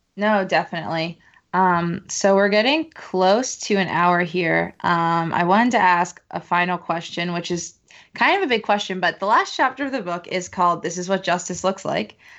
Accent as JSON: {"language": "English", "town": "Philadelphia", "region": "Pennsylvania", "country": "United States", "moved": "yes", "lives_now": "Brooklyn, United States", "said": "I'm from Philly originally"}